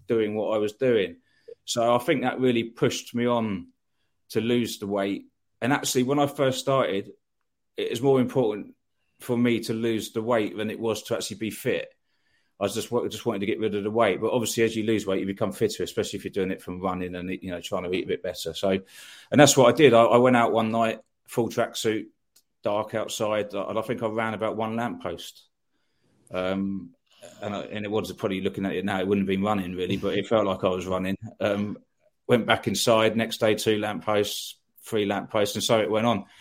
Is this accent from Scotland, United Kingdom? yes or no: no; Eastbourne, South East England, United Kingdom; moved away as an adult; also born or lived in London; I was born in Eastbourne. Brought up in Eastbourne. I went to school in Eastbourne.